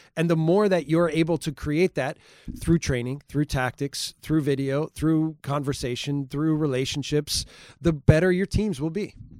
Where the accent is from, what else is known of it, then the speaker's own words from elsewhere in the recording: Milwaukee, Wisconsin, United States; moved away; I grew up in Milwaukee, Wisconsin.